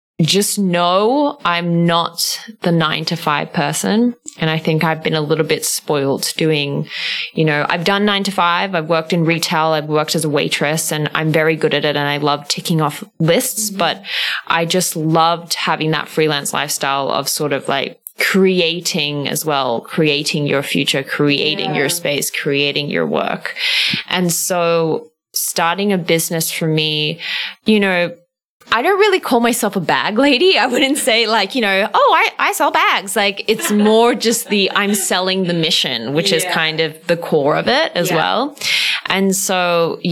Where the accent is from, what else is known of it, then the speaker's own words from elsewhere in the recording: Melbourne, Victoria, Australia; now in Singapore; growing up in Australia and growing up around beaches